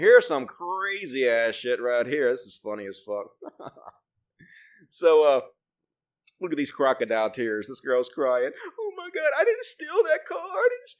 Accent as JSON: {"language": "English", "region": "Mississippi", "country": "United States", "said": "I'm from Mississippi, dude. I am where I came from."}